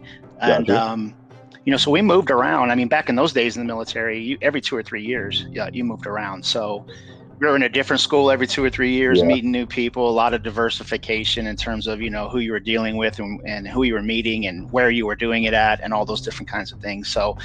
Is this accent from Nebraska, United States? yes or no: yes; Nebraska City, Nebraska, United States; born there; So, I was born in the Midwest. I was born just in a little town, Nebraska City, which is just south of Omaha, Nebraska. I was born there.